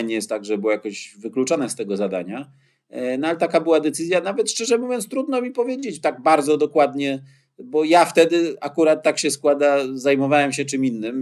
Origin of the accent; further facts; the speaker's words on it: Gdynia, Pomeranian Voivodeship, Poland; Jako gdynianin